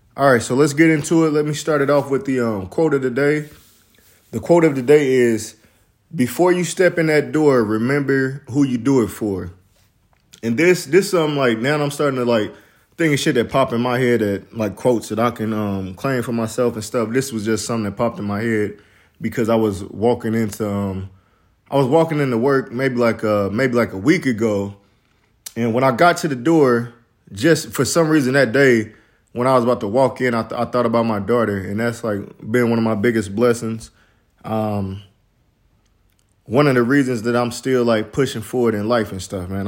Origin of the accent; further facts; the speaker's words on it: Midwest, United States; I'm from the Midwest